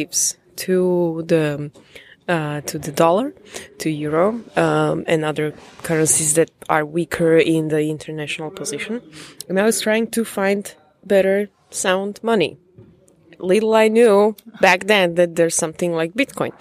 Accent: Slovakia; moved away as an adult; now in Prague, Czech Republic; I'm Slovak. I was born in Slovakia.

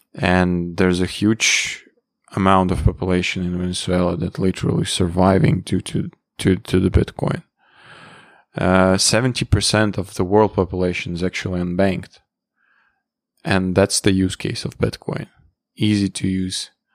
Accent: Latvia; I was born in, uh, geographically speaking, I was born in Latvia.

